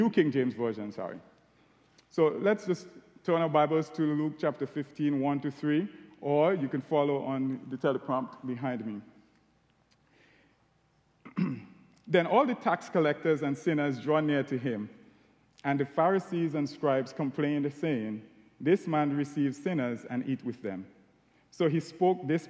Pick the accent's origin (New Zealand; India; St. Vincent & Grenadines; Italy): St. Vincent & Grenadines; accent: Caribbean; moved away as an adult; now in Ohio, United States; As you can tell from my accent, I'm Caribbean. I was born in a beautiful island called St. Vincent and the Grenadines.